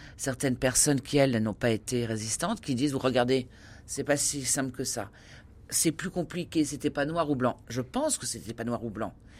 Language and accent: French; Tours, Centre-Val de Loire, France; je viens de Tours